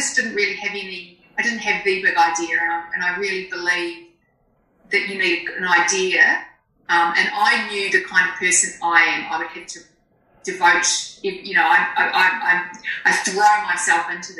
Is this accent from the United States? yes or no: no; New Zealand; I'm a Kiwi